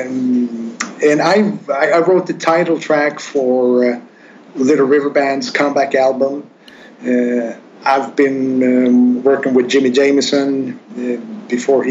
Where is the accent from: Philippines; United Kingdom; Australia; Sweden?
Sweden; English is a second language; now in Stockholm, Sweden; I'm going back to my hometown next month, and I'm going to play at the biggest rock club in town